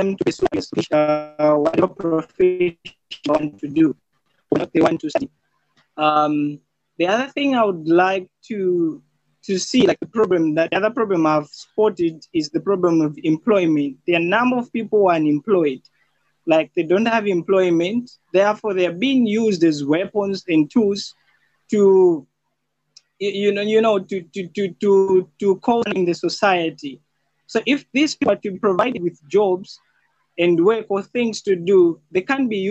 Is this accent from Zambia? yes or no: yes; Zambia; I'm from Zambia